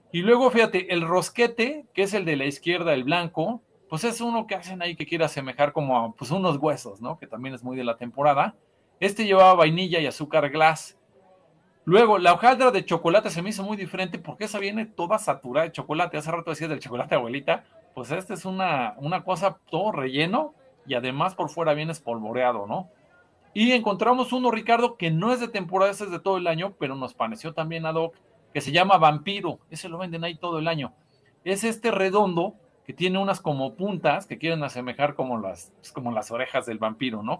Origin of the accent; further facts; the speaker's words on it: Mexico; nuestro sello como mexicanos